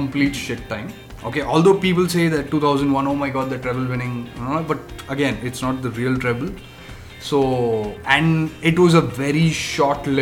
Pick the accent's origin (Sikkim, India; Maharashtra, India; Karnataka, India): Karnataka, India; Bangalore; we are from Bangalore